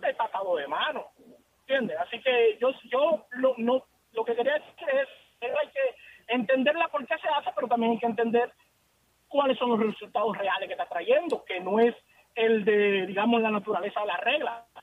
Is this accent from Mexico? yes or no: no; Dominican Republic; yo soy dominicano